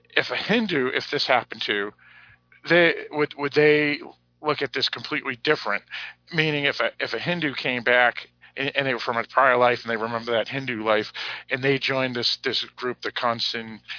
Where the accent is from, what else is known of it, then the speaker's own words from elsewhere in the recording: United States; I'm American.